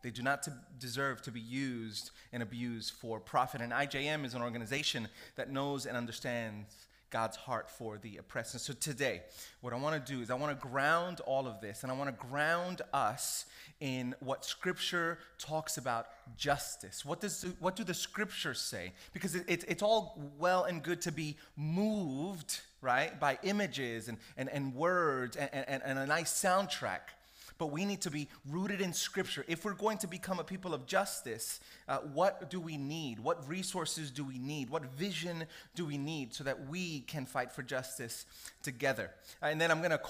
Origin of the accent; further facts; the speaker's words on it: United States; I grew up in America. I'm Puerto Rican, I have African ancestry.